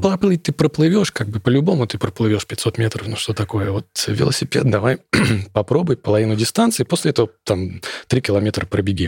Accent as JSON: {"language": "Russian", "region": "Moscow", "country": "Russia", "said": "Я из Москвы"}